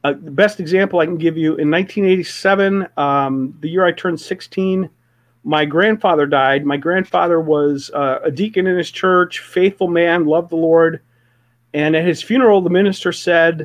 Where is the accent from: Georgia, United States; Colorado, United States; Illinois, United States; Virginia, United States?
Illinois, United States; Palatine; Willow Creek Community Church, which actually started in my hometown.